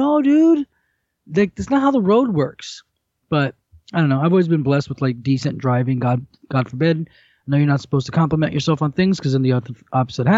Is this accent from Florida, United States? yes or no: yes; Miami, Florida, United States; I'm from Miami. I was born in Miami